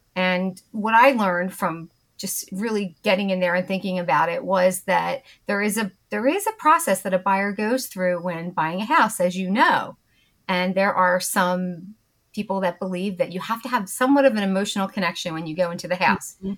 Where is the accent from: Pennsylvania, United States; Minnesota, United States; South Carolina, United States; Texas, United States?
Pennsylvania, United States; Bucks County; accent: Philadelphia; also born or lived in Trevose, Pennsylvania / Doylestown, Pennsylvania / Naples, Florida / Wilmington, Delaware; now in West Chester, United States; I grew up in Bucks County, Pennsylvania. So if you recognize my sort of Philadelphia accent, that's where it's from